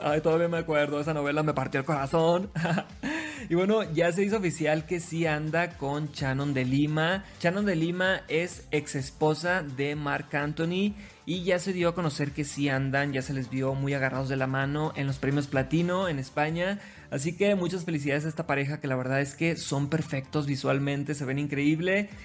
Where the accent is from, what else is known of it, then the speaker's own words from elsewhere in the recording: Sinaloa, Mexico; yo soy TikToker sinaloense